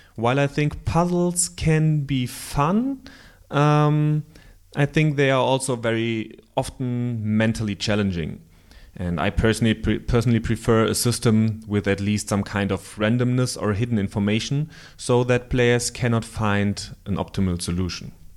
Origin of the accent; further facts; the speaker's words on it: Germany; accent: German; English is a second language; my bloody German accent